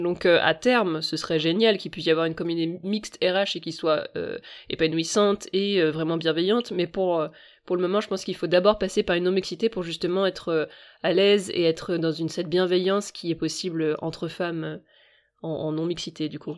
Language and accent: French; Rennes, Brittany, France; je suis rennaise